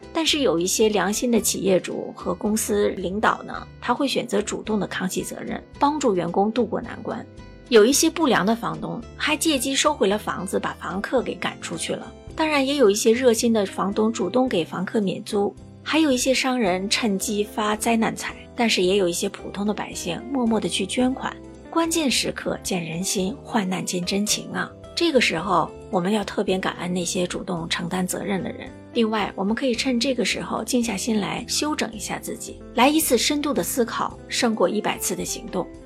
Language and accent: Chinese; Singapore; 我是来自新加坡的…